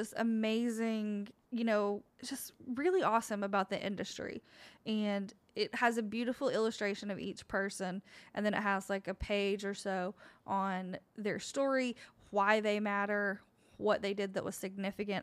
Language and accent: English; Oak Ridge, Tennessee, United States; my hometown, Oak Ridge